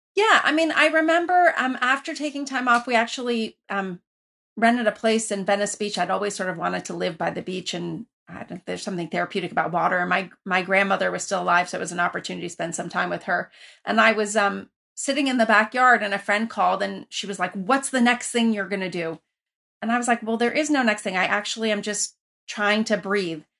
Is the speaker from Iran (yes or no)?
yes; Iran; also born or lived in Lafayette, California, United States; now in United States; I grew up originally in Iran where you were connected to everybody